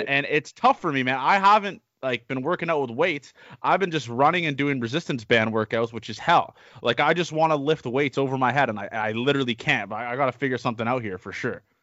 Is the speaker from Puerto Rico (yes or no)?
no; Canada; we're from Canada, you